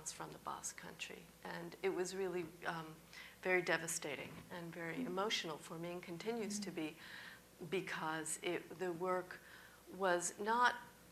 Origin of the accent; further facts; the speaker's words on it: New York, United States; being a New Yorker living here